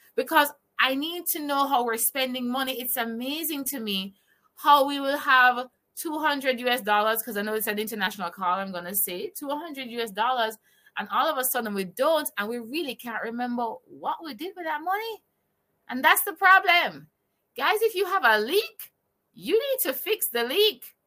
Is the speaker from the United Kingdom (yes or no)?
no; Jamaica; I'm from Jamaica